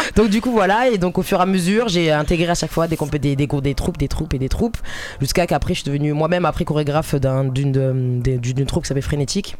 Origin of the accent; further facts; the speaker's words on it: Marseille, Provence-Alpes-Côte d'Azur, France; moi je suis marseillaise